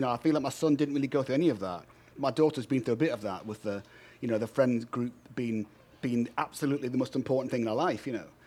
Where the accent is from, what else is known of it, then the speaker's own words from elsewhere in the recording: United Kingdom; now in United States; I'm a Brit